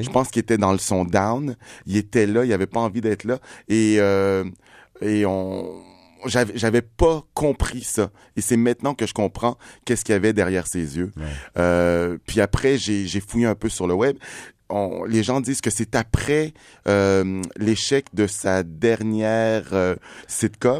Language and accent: French; Quebec, Canada; je venais du Québec